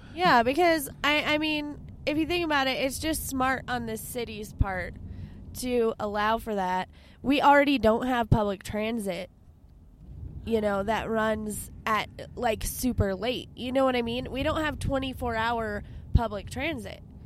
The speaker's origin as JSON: {"language": "English", "town": "Albuquerque", "region": "New Mexico", "country": "United States", "tie": "born or raised there", "said": "I grew up in the Heights. Like in high school, I lived in the Heights."}